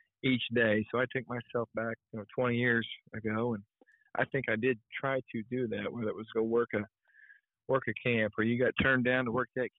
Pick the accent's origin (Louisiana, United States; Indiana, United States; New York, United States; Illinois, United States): Indiana, United States; now in Morehead, United States; growing up in Indiana